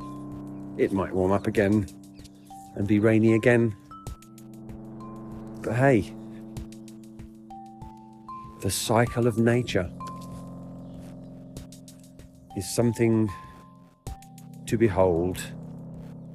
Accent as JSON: {"language": "English", "country": "United Kingdom", "said": "I do my duty as a British person"}